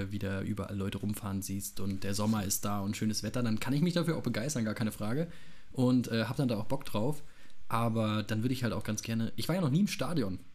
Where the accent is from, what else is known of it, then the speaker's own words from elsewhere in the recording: Wiesbaden, Hesse, Germany; ich komme aus Hessen ja, aus, aus Wiesbaden